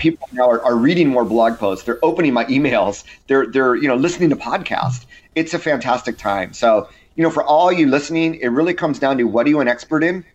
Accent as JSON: {"language": "English", "region": "Southern California", "country": "United States", "tie": "born or raised there", "said": "I grew up in Southern California"}